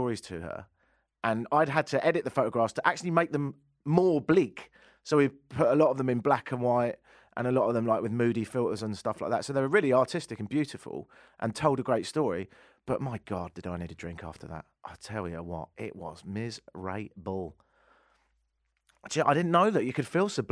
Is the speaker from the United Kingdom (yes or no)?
yes; United Kingdom; now in Canada; being a Brit